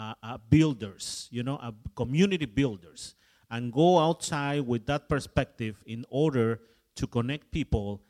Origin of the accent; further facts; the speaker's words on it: Mexico; moved away; My background, of course, is I am from Mexico, but my background is as an English. My grandfather coming to Mexico from England.